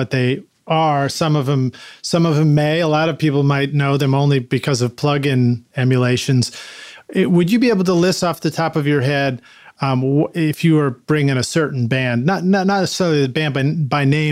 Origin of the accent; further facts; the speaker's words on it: Concord, Massachusetts, United States; I'm from Boston too. I actually grew up in Concord